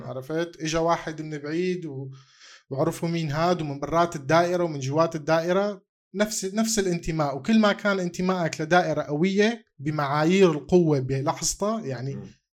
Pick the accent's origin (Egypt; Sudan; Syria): Syria; انا سوري